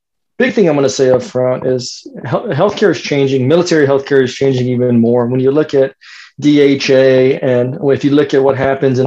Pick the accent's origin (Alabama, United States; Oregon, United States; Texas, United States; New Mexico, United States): Texas, United States; San Antonio; moved away as an adult; also born or lived in Colorado Springs, Colorado; now in Dayton, United States; I'm originally from San Antonio, Texas